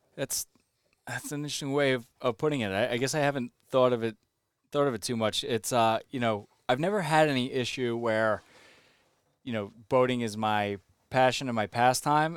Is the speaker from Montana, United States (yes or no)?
no; Long Island, New York, United States; I'm from Long Island